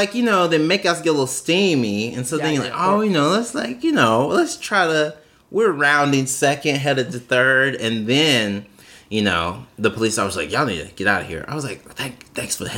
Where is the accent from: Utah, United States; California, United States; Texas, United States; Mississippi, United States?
Mississippi, United States; now in New York, United States; we grew up in Mississippi